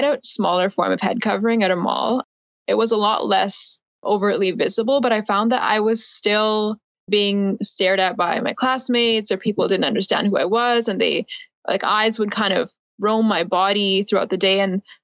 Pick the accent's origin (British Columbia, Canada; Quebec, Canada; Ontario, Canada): British Columbia, Canada; Abbotsford; I was born in Abbotsford. I'm over on the West Coast in BC.